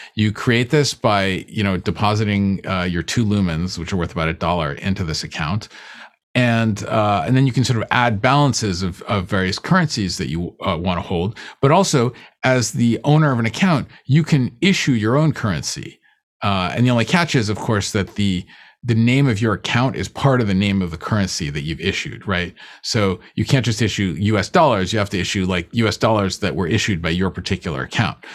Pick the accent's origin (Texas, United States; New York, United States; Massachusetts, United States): Massachusetts, United States; Boston; I grew up in in Boston. And well, when I was like, you know, I moved there when, when I was about 10 years old